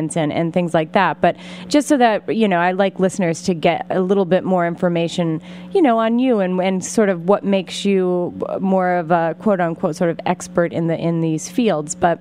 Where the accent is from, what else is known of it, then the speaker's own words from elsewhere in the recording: Pennsylvania, United States; Pennsylvania, my home state